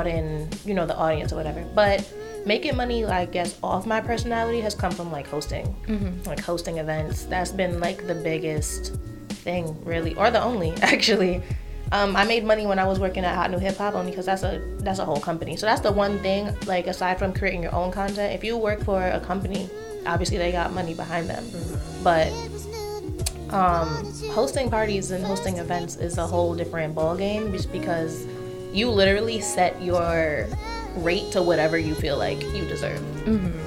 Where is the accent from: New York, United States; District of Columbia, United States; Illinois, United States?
New York, United States; New York City; I'm from Brooklyn